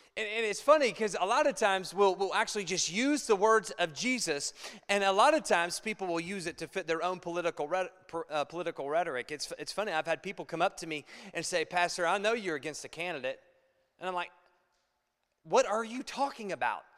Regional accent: Ohio, United States; now in Chicago, United States; I'm from Ohio, and Ohio, we're hillbillies. And so we say we bow up

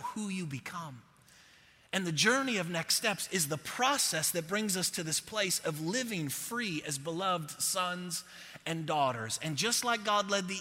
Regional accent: Buffalo, New York, United States; moved away as an adult; now in Texas, United States; I'm from Buffalo

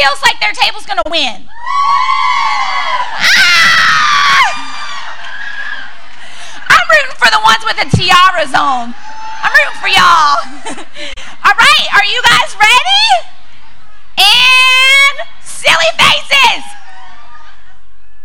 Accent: Louisiana, United States; moved away as an adult; now in Texas, United States; I'm working on being a Texan, but I am from Louisiana

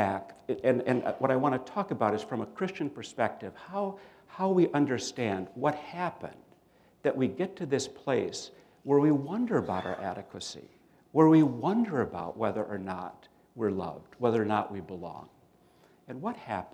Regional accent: Minnesota, United States; I grew up in Minnesota

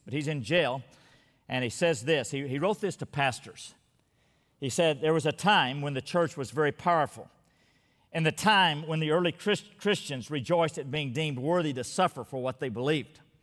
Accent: Texas, United States; my state, Texas

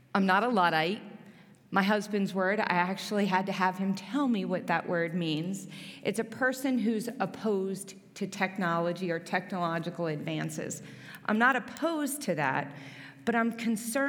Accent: New Jersey, United States; also born or lived in Philadelphia, Pennsylvania; now in Gibsonia, United States; I'm actually from New Jersey. Some people notice when I say the word water, I don't mean to say it different

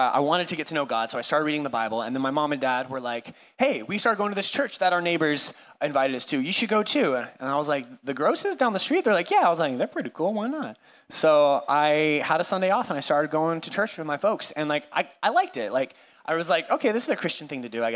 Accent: Cashmere, Washington, United States; also born or lived in California; now in Whatcom County, United States; I was born in California. I lived there for like 5 seconds, and then my parents moved our family up to Washington, where my mom was from. I grew up in Kashmir

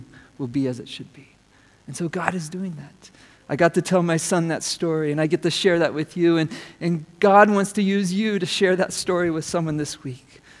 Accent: United States; as an American

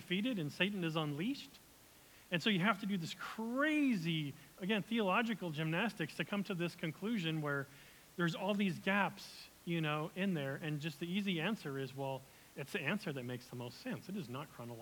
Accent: United States; as an American who loves being American

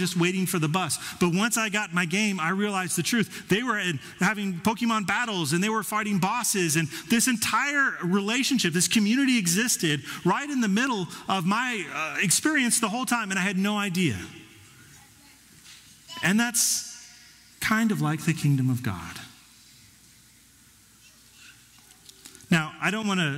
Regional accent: Denver, Colorado, United States; Our soil was too acidic growing up in Denver

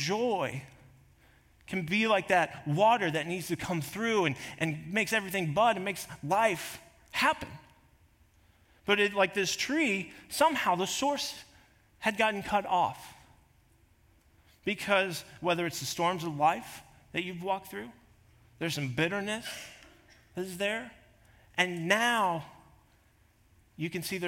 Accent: Kansas, United States; now in South Dakota, United States; I grew up in Kansas, there was always plenty of trees

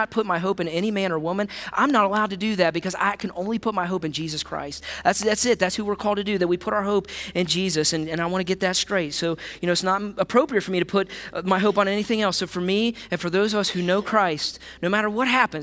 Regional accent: United States; as an American

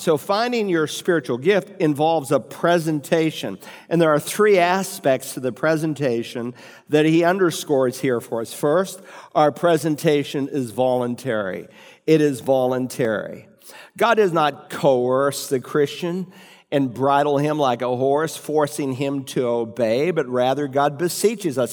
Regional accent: New England, United States; When I was growing up in New England

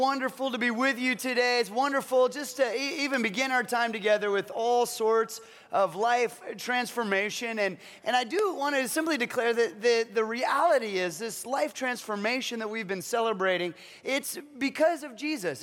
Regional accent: Kansas, United States; I was born in Kansas

